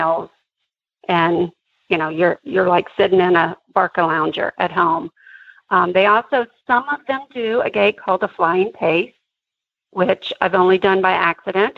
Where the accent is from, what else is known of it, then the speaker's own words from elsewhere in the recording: United States; you know how we are in America